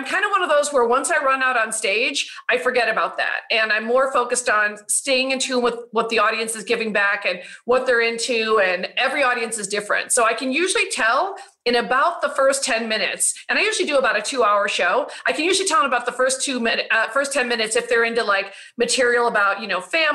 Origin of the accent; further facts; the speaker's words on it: Chicago, Illinois, United States; now in Los Angeles, United States; I'm from Chicago, but I live